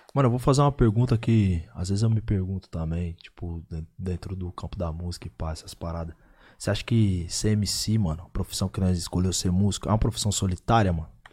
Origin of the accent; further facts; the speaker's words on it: Osasco, São Paulo, Brazil; also born or lived in Bauru; sou de Bauru também. Sou de Osasco, sou de Bauru. Tenho dupla regionalidade